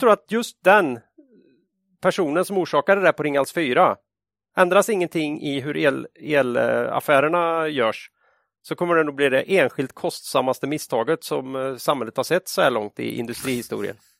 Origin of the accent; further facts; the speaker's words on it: Sweden; som svensk